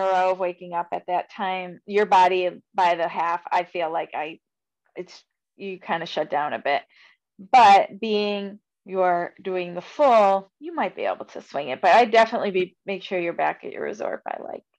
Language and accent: English; Buffalo, New York, United States; And I'm from Buffalo